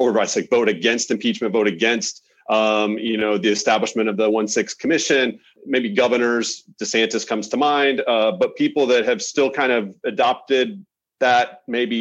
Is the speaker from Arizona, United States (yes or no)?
no; Oklahoma, United States; moved away; I'm from Oklahoma originally